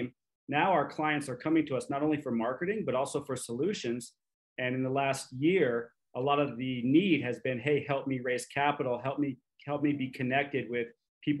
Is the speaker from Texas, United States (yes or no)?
no; Montana, United States; also born or lived in Los Angeles, California; Montana, which is where I grew up, I was born in Los Angeles, but grew up in Montana